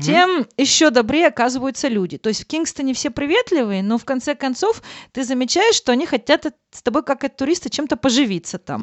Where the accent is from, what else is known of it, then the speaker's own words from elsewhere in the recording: Russia; now in Germany; я говорю из России